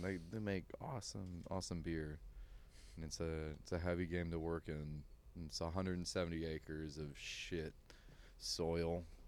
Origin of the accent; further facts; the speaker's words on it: Shenandoah Valley, Virginia, United States; also born or lived in Occoquan, Virginia; now in Austin, United States; I did, like, nine years of school in, in the Shenandoah Valley